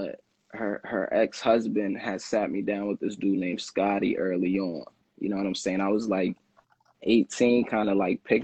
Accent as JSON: {"language": "English", "town": "Boston", "region": "Massachusetts", "country": "United States", "tie": "born or raised there", "said": "You know, I'm from I'm from the South End Lower Roxbury section of the city. Um, I grew up on Mass Ave."}